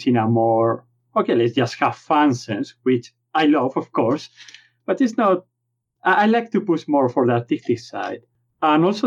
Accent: Spain; accent: Spanish; English is a second language; my Spanish accent.

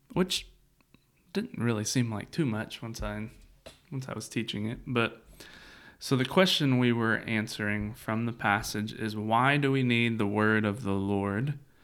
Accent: Central Kentucky, United States; growing up in Central Kentucky

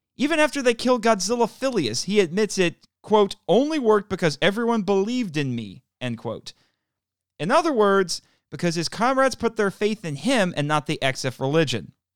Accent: Indiana, United States; my home state of Indiana

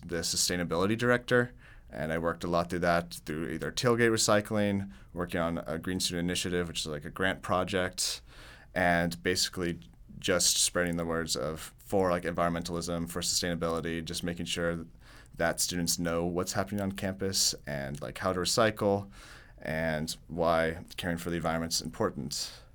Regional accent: Tulsa, Oklahoma, United States; I'm from Tulsa, Oklahoma.

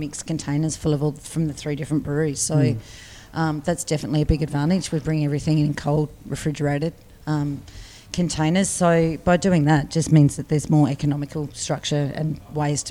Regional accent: Barossa Valley, South Australia, Australia; moved away as an adult; also born or lived in Adelaide; now in Melbourne, Australia; I grew up in the Barossa Valley on the wine side of it

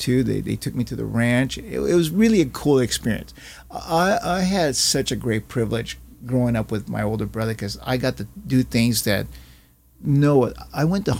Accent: Brazil; now in United States; I'm a Chinese Brazilian immigrant to this country

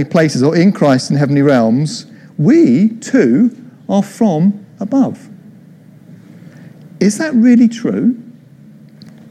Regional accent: Croydon, London, United Kingdom; also born or lived in Mitcham; I came from Croydon

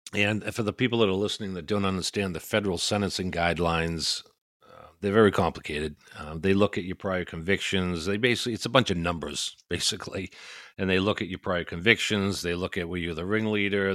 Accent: Maine, United States; I don't think that I have a huge accent, but I am from this place called Maine.

